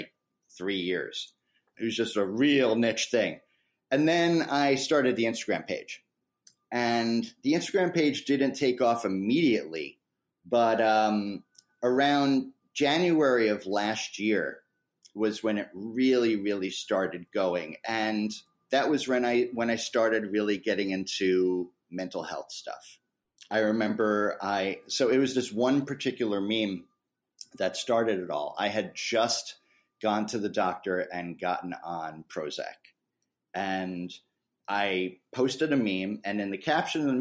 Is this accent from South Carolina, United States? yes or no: no; New York, United States; where I come from is New York in the good old US